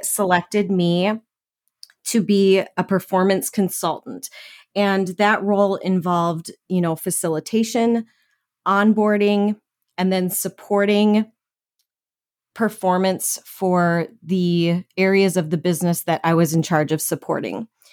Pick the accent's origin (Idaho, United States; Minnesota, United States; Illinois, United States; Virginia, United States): Minnesota, United States; I was born and raised in Minnesota